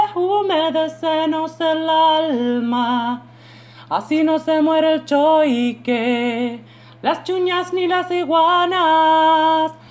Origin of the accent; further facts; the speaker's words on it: Las Heras, Mendoza, Argentina; soy de Las Heras